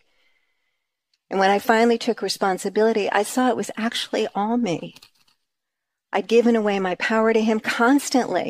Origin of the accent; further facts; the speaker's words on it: New York, United States; we're from New York